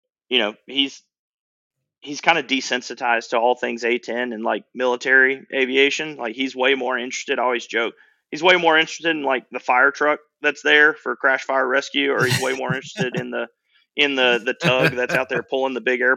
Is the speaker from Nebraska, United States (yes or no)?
no; North Georgia, United States; I grew up in North Georgia